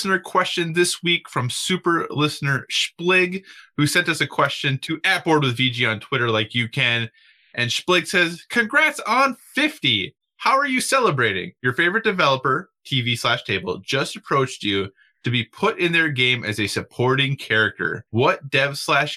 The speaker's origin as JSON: {"language": "English", "region": "Minnesota", "country": "United States", "moved": "yes", "said": "I am originally from Minnesota"}